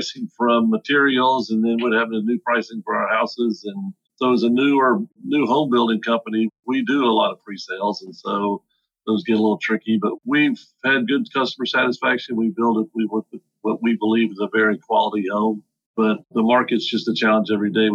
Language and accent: English; Atlanta, Georgia, United States; I grew up in Atlanta